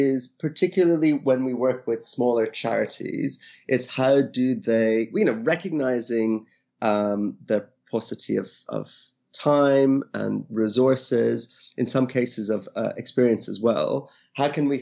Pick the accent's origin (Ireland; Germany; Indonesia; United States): Ireland; moved away as an adult; also born or lived in India; now in United Kingdom; originally from India, I grew up in Ireland, been living in the UK now for almost 20 years